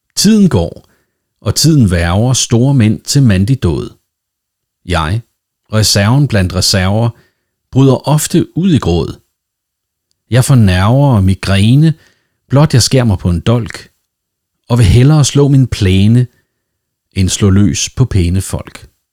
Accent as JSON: {"language": "Danish", "country": "Denmark", "said": "Nu er jeg jo dansker, og derfor vældig dansk"}